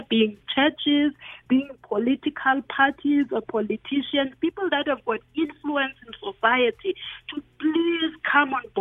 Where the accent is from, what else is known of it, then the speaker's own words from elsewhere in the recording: Grahamstown, Eastern Cape, South Africa; I grew up in Grahamstown.